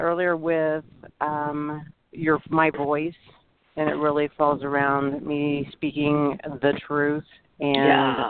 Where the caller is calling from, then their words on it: Lawrence, Kansas, United States; I'm calling from Lawrence, Kansas.